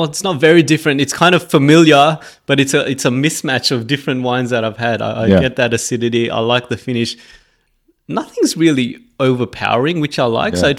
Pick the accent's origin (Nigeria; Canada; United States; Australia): Australia; There you go. I proved I'm Aussie.